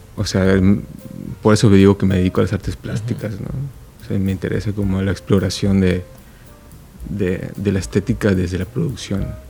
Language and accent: Spanish; Yucatán, Mexico; now in Oaxaca, Mexico; contento de estar aquí en mi tierra